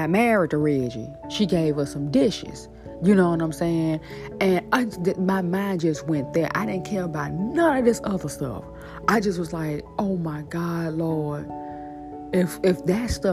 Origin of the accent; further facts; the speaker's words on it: Shreveport, Louisiana, United States; now in New Orleans, United States; that's my hometown. That's where I'm born and raised. That's where I'm from.